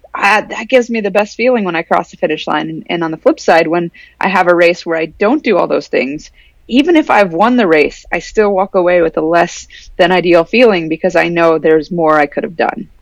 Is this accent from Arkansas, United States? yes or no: no; Anchorage, Alaska, United States; I grew up in Anchorage.